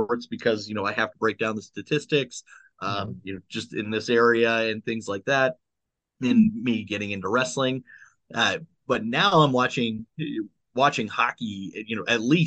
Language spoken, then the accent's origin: English; Summit, South Dakota, United States; now in Sioux Falls, United States; Summit, South Dakota, a town of 200 people